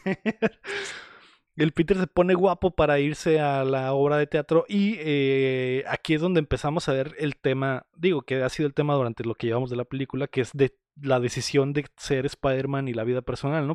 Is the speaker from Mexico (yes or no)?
yes; Mexico; somos mexicanos